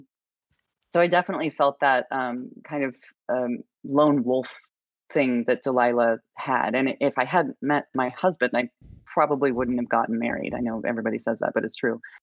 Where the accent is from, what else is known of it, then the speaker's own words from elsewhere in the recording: Idaho, United States; moved away; I grew up in a very red state. I grew up in Idaho.